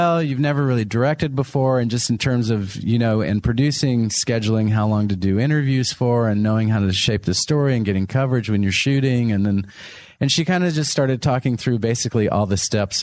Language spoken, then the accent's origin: English; Texas, United States; moved away; Texas is my home state